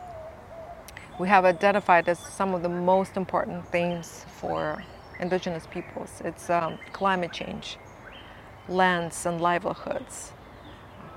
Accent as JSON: {"language": "English", "area": "Buryat", "region": "Siberia", "country": "Russia", "said": "I come from the Abzai clan of the Ihirit Nation of Buryat peoples. We're peoples in Siberia on both sides of Lake Baikal."}